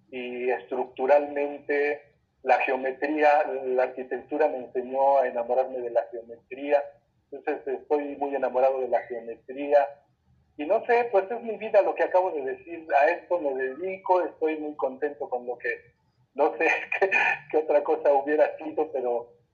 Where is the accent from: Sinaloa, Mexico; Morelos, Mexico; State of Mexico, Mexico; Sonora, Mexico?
State of Mexico, Mexico; Chimalhuacán; yo soy originario de Chimalhuacán, un pueblo de Canterto.